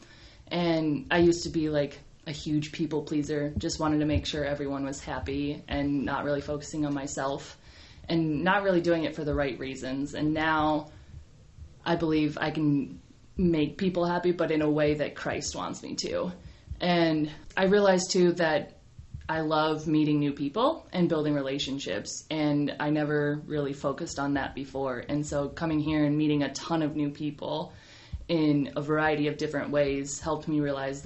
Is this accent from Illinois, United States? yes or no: yes; Illinois, United States; moved away; also born or lived in Minnesota; Originally Illinois, but before I came to Send, I was living in Minnesota